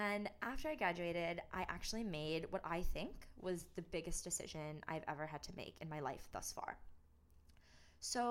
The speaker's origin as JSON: {"language": "English", "town": "Troy", "region": "Michigan", "country": "United States", "tie": "born or raised there", "said": "I was born and raised in Troy, Michigan"}